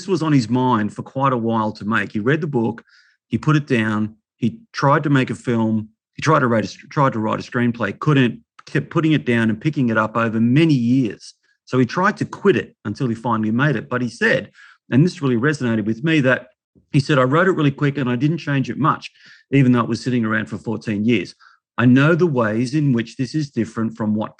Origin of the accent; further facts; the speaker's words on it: Melbourne, Victoria, Australia; as a kid growing up in Melbourne, I was born in 63